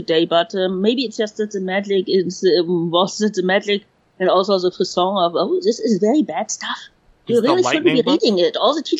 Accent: Germany; I grew up in West Germany when import paperbacks were three times the price.

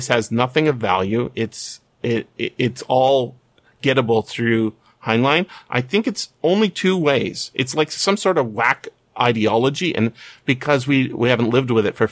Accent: British Columbia, Canada; I'm a British Columbian.

